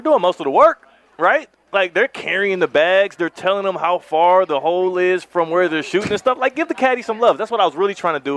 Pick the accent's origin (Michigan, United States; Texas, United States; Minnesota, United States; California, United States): Texas, United States; Houston; I'm from Houston, H Town